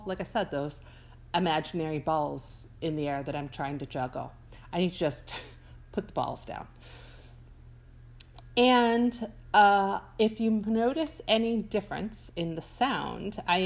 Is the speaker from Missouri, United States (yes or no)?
no; Buffalo, New York, United States; moved away; I grew up in Buffalo